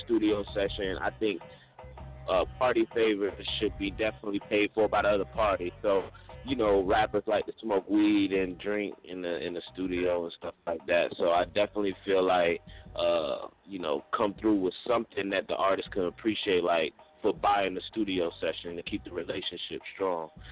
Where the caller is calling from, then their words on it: Augusta, Georgia, United States; I'm calling from Augusta, Georgia